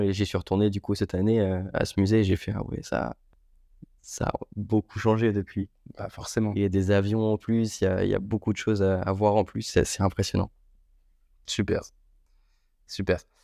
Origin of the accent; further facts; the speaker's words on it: Le Mans, Pays de la Loire, France; moved away as an adult; also born or lived in Istres / Marignane; je suis originaire du Mans, dans la Sarthe.